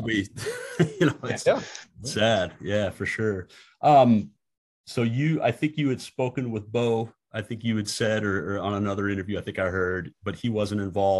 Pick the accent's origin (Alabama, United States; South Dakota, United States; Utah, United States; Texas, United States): South Dakota, United States; And growing up in South Dakota